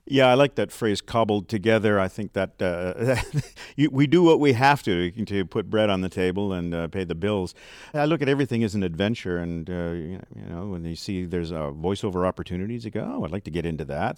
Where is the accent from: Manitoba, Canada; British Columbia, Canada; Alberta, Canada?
British Columbia, Canada; near Vancouver; accent: West Coast; I was raised near Vancouver